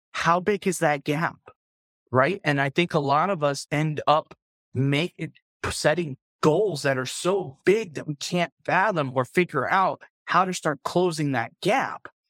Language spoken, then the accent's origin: English; South Florida, United States; moved away; I grew up in South Florida